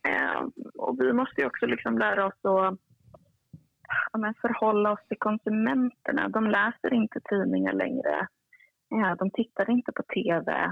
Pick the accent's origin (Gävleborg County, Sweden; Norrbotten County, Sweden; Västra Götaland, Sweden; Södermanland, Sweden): Norrbotten County, Sweden; Kiruna; also born or lived in Uppsala; now in Stockholm, Sweden; lite smålandspåbrå och halvnorsk och född och uppväxt i Kiruna